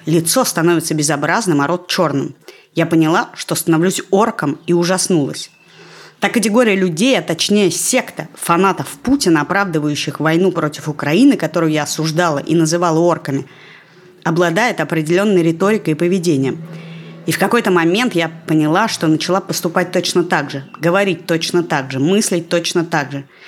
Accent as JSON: {"language": "Russian", "country": "Russia", "moved": "yes", "lives_now": "Israel", "said": "я из России"}